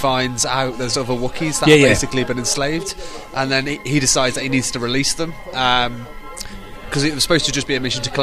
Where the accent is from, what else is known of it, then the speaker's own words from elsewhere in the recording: Birmingham, West Midlands, United Kingdom; now in Liverpool, United Kingdom; I'm from Birmingham originally, but I live in Liverpool